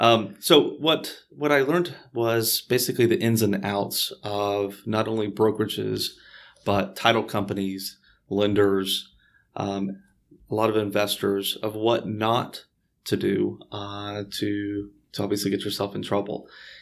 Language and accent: English; Houston, Texas, United States; born and raised here in Houston.